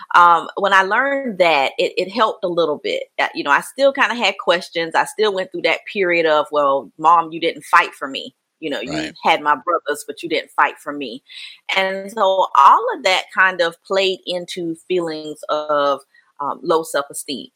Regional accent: Mullins, South Carolina, United States; I was raised in Mullen, South Carolina. It's a small little town in here in South Carolina

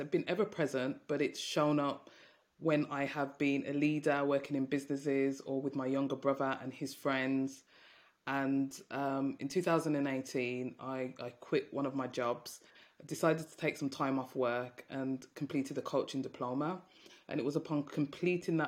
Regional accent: Birmingham, West Midlands, United Kingdom; you can probably tell from my accent, I'm from Birmingham, and I grew up in a Jamaican household

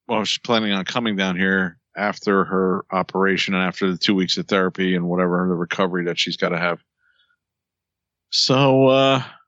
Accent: New Jersey, United States; Like I'm from Jersey. Let's go get a slice.

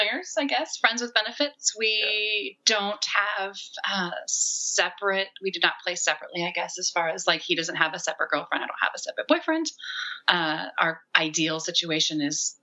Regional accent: Pacific Northwest, United States; We're from the Pacific Northwest. And I've lived here all my life.

